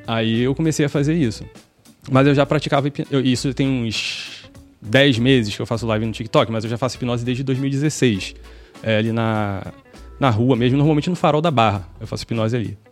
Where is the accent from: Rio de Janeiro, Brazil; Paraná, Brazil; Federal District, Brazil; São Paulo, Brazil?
Rio de Janeiro, Brazil; moved away as an adult; now in Salvador, Brazil; sou carioca